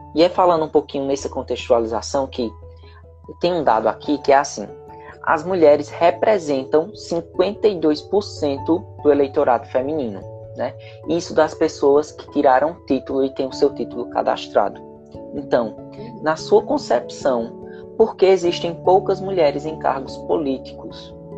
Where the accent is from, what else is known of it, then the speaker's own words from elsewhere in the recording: Caruaru, Pernambuco, Brazil; eu moro em Caruaru